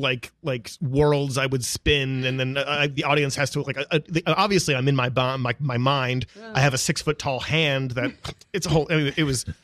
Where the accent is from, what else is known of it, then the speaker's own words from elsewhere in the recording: outside Baltimore, Maryland, United States; moved away; I'm originally from Maryland.